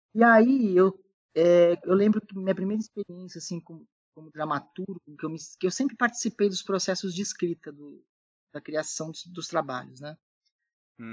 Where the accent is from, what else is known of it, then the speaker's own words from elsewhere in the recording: Santos, São Paulo, Brazil; moved away; eu vim de Santos, eu vim do Teatro Amador de Santos é, desde 94